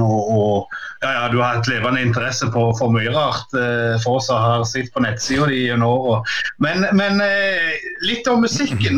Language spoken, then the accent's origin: Norwegian; Sandnes, Rogaland, Norway; Jeg vokste opp på Gandal